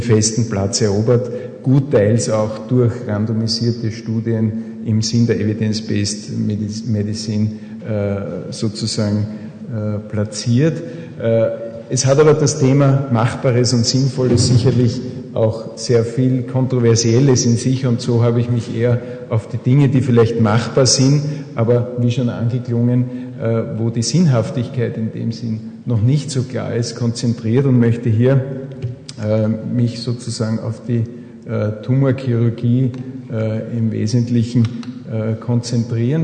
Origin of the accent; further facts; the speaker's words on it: Austria; bei uns in Österreich